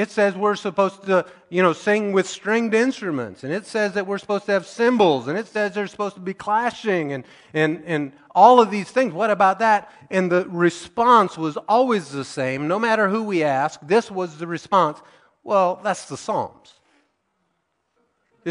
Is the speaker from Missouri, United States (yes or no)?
yes; Missouri, United States; the people that started our church that I grew up in Missouri